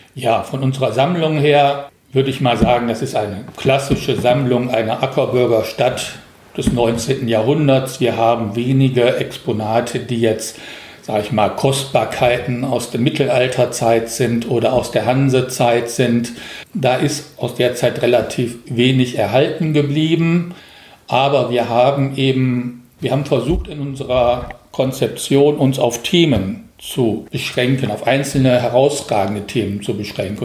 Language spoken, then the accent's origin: German; Rhineland, Germany; moved away as an adult; now in Korbach, Germany; Ich komme ja aus dem Rheinland